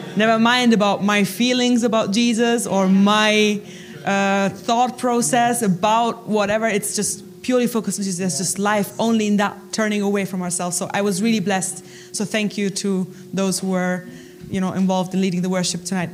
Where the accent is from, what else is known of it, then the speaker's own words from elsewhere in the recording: Germany; moved away as an adult; now in United Kingdom; I'm originally from Germany